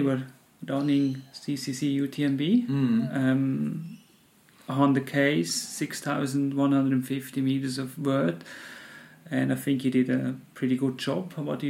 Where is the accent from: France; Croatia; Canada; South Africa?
France; close to where I'm from, Petit Bono in France.